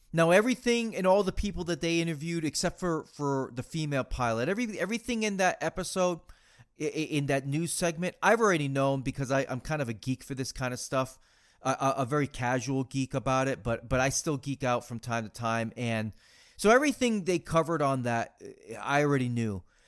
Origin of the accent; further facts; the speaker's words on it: Massachusetts, United States; growing up in Massachusetts